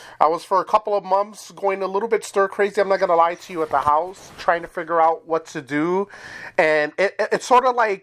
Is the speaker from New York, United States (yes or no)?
yes; New York City, New York, United States; now in Wisconsin, United States; I'm originally from New York City and moved to Wisconsin